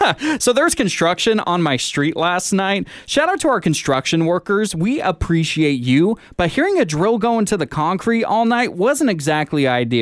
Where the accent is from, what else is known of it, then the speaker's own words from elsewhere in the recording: Puyallup, Washington, United States; also born or lived in Sonoma County, California; now in Santa Rosa, United States; Puyallup, Washington, where I'm from.